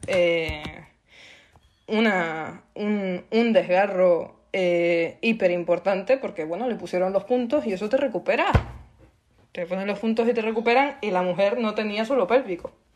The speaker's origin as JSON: {"language": "Spanish", "region": "Canary Islands", "country": "Spain", "said": "soy canaria como Sole"}